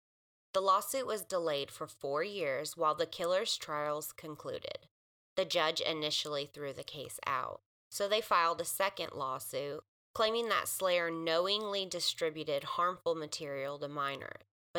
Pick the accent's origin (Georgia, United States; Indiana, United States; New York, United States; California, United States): California, United States; now in Arkansas, United States; it's a case from my hometown in California.